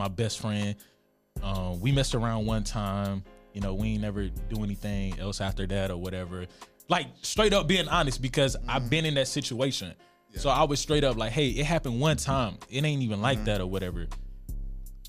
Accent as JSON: {"language": "English", "region": "Georgia", "country": "United States", "said": "I'm from Georgia"}